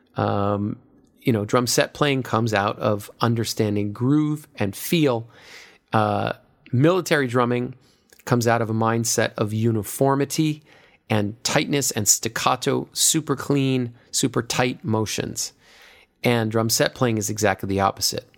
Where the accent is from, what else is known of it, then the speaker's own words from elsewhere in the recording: United States; I'm an American